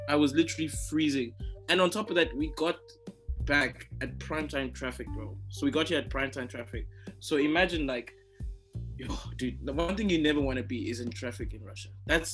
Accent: South Africa; so I came from South Africa in December, right?

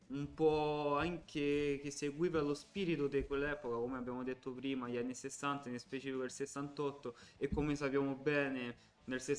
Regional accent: Calabria, Italy; dando addosso ai calabresi calabresi perché calabrese sono calabrese quindi esatto perché

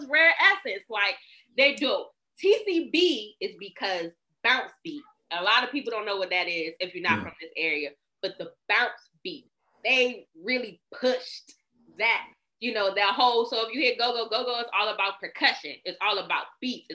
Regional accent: Washington, District of Columbia, United States; I'm from Northeast DC, baby. You know, I'm the pride of Capitol Hill.

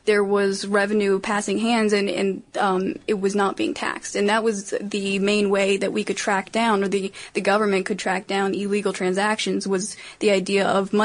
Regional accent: Maryland, United States; Maryland, my home state

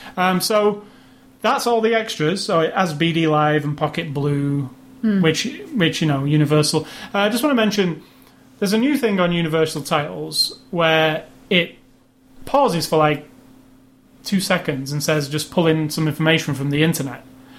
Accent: United Kingdom; it's also British, which I'm kind of, I have a, you know, yes. I'm British.

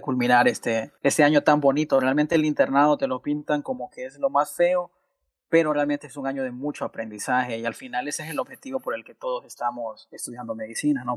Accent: Choluteca, Honduras; soy originario de, del, so, con mucho orgullo 0601

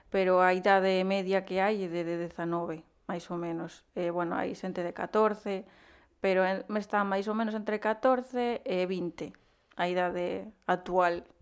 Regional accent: Gondomar, Galicia, Spain; also born or lived in Peru; sale me decir que son de Vigo, ¿no? De Gondomar, pero eu realmente pois nacín en, en Perú.

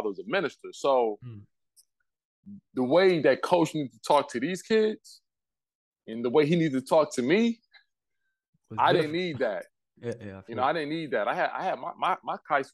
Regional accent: Detroit, Michigan, United States; I grew up in Detroit

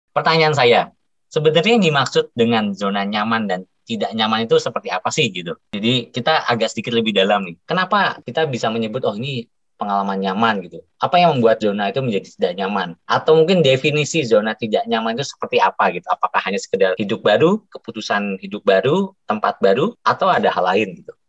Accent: Jakarta, Indonesia; Tapi ya saya telah lahir dan besar di Jakarta jadi terbiasa gitu.

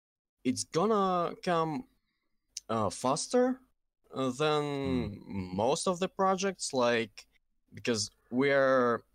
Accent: Kazakhstan; first language Russian; English is a second language; I'm from Kazakhstan. It's actually near Russia. So my first language is Russian, but I'm living in Kazakhstan

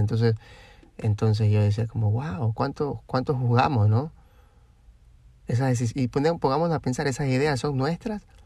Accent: Guayaquil, Guayas, Ecuador; de nosotros de Guayaquil

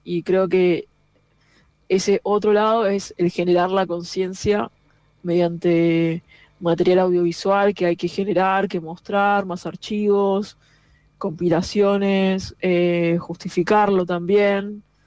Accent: San Isidro, Buenos Aires Province, Argentina; yo nací en San Isidro

